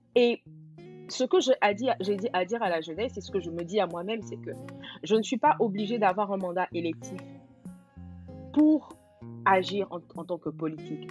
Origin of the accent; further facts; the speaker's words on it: Côte d’Ivoire; first language Gouro; French is a second language; moved away; also born or lived in France; je suis gourou, euh, de père et de mère, mais je suis ivoirienne